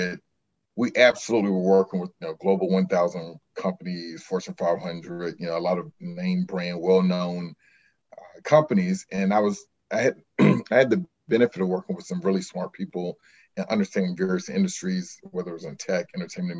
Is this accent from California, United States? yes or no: no; Hampton, Virginia, United States; my dream when I was growing up in Hampton, Virginia, was to fly jets